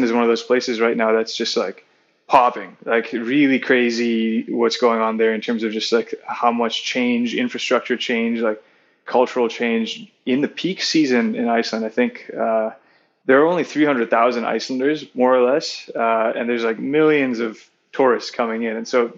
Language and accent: English; Singapore; growing up in Singapore